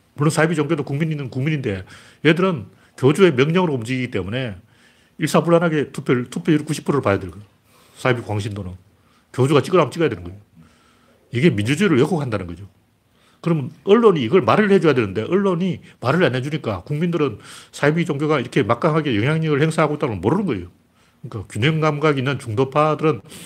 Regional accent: South Korea

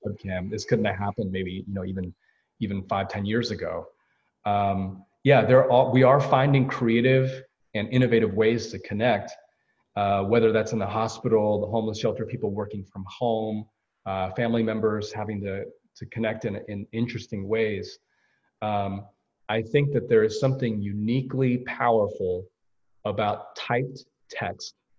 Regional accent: United States; I'm Korean American

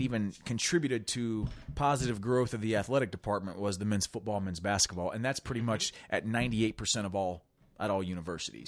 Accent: Dayton, Ohio, United States; we're from Dayton, Ohio. There's a, a school here called Wright

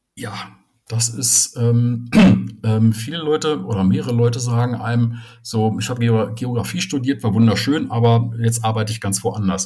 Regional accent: Soest, North Rhine-Westphalia, Germany; moved away; ich komme ursprünglich aus Soest

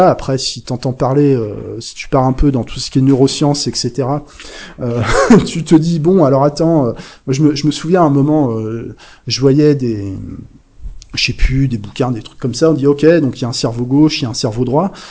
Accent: Bresse, France; accent: Bresse; moved away; Alors bon, j'ai perdu un peu l'accent bressan parce que ça fait un moment que je suis, j'ai quitté la Bresse

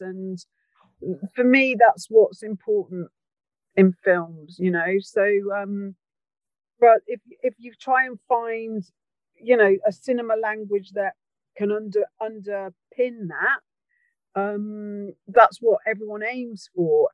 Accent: Wales, United Kingdom; I'm from Wales and I care about Wales

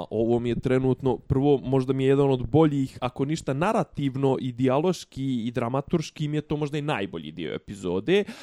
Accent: Bosnia & Herzegovina; kod nas u Bosni

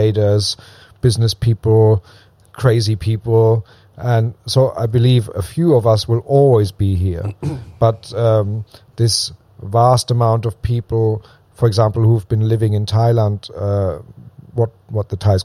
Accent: southwest Germany, Germany; moved away; I'm German. I was born in Germany.

